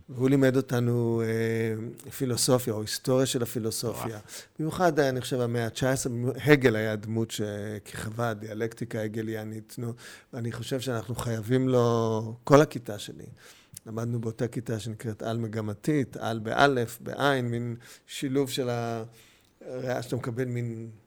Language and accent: Hebrew; Jerusalem, Jerusalem District, Israel; also born or lived in Bustan HaGalil / Hatzor HaGlilit; אני מגיע בירושלים לגן חובה, אבל מגיע בכיתה ה' לירושלים, ומאז אנחנו בירושלים מחדש.